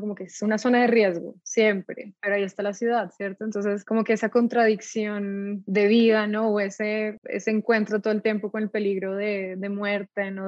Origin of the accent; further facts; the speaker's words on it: Pasto, Nariño, Colombia; moved away as an adult; also born or lived in England; yo soy de Pasto, entonces crecí allá, eh, mi familia es de allá